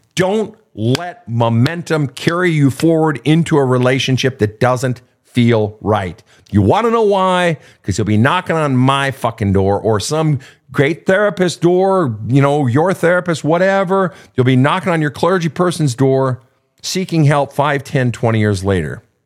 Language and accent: English; Minnesota, United States; I grew up in Minnesota